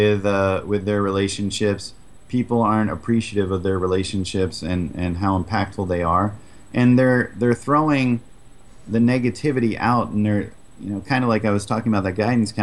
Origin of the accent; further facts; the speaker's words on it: New England, United States; I grew up in New England